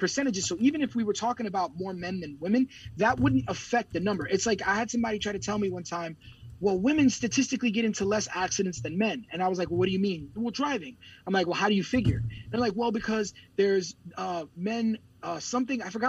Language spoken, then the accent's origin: English; United States; I'm American